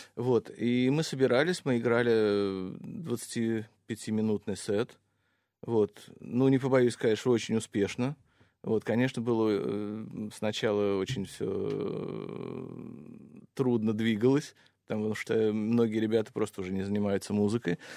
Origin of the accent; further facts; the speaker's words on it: Russia; moved away as an adult; also born or lived in Los Angeles; я был из России